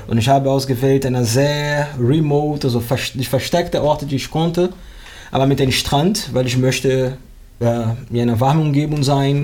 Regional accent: Rio de Janeiro, Brazil; German is a second language; moved away as an adult; also born or lived in Vietnam; now in Bremen, Germany; ich wohne in Bremen seit 2003. Ursprünglich komme ich aus Brasilien, Rio de Janeiro

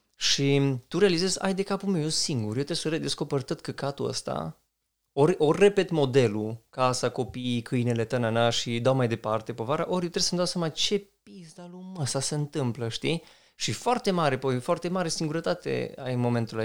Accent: Romania; ca români

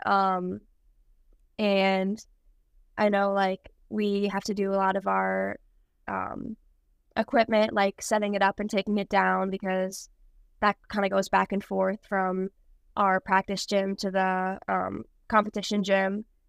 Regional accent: White Bear Lake, Minnesota, United States; moved away as an adult; now in La Crosse, United States; my hometown in White Bear Lake, Minnesota. And I practiced there up until my senior year of high school.

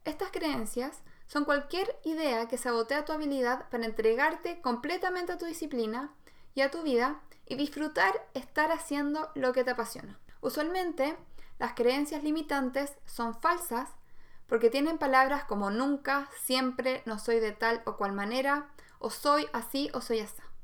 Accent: Santiago, Santiago Metropolitan Region, Chile; yo en realidad nací en Santiago

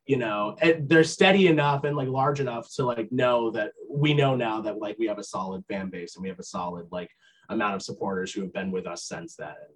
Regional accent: Vermont, United States; moved away as an adult; also born or lived in Boston; I grew up in Vermont

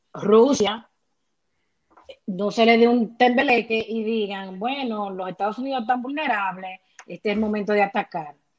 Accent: Dominican Republic; en buen dominicano

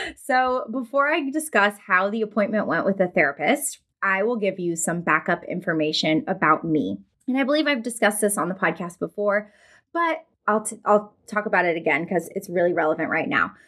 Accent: Florida, United States; now in North Mississippi, United States; I'm actually from Florida originally and now live in North Mississippi

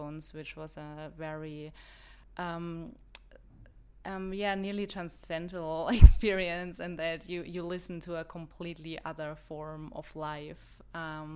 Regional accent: Bavaria, Germany; English is a second language; moved away as an adult; now in New Zealand; I am originally from Germany, as you've probably heard already. I am from the countryside in Bavaria, where I grew up until I started studying in the city.

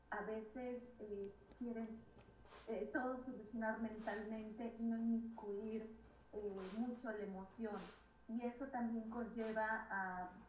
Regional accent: Mexico; moved away

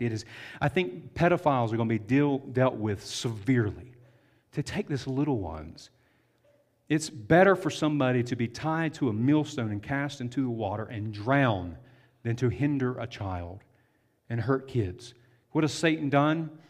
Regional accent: the South, United States; I'm from the South. We have a lot of septic tanks where we grew up, not city water.

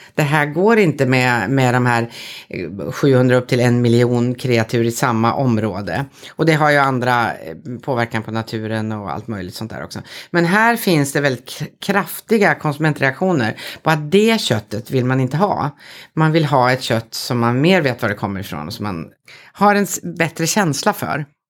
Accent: Södermanland, Sweden; Jag är en bonddotter från Sörmland

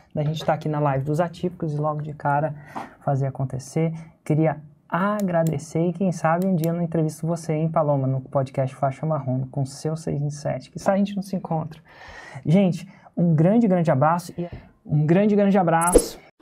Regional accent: Indaiatuba, São Paulo, Brazil; Eu sou de Indaiatuba, interior de São Paulo

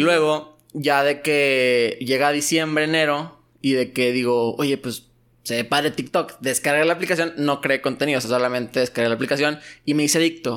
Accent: Mexico; moved away as an adult; also born or lived in Torreón, Coahuila / United States; siendo mexicano

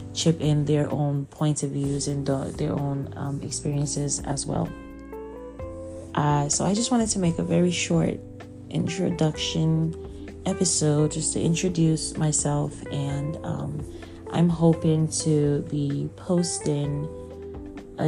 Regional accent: Abia, Nigeria; moved away as an adult; now in United States; I'm from Abia State, Nigeria. I grew up in Nigeria, stayed there my whole life until I moved to the U.S. for college

